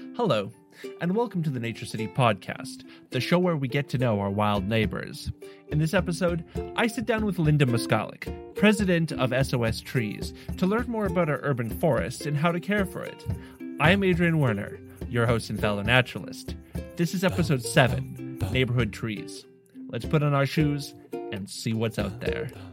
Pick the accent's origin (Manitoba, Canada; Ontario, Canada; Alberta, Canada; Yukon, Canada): Manitoba, Canada; Winnipeg; now in Saskatoon, Canada; I'm from Winnipeg. I go there fairly often